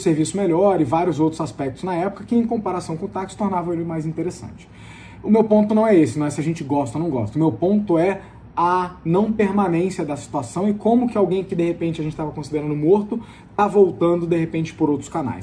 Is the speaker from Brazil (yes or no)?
yes; Brazil; nós, como brasileiros